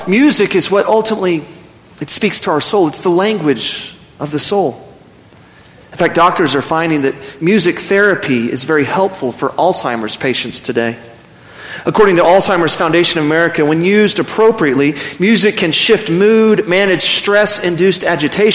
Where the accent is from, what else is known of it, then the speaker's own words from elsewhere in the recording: Midland, Texas, United States; now in Amarillo, United States; I grew up in West Texas. I actually grew up in Midland, 4 hours south of here